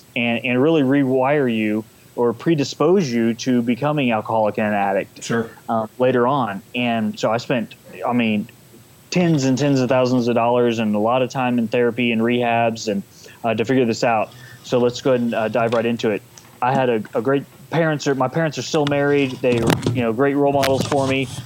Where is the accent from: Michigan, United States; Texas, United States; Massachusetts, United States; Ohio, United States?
Texas, United States; San Antonio; from uh, San Antonio, Texas, born and raised in Texas.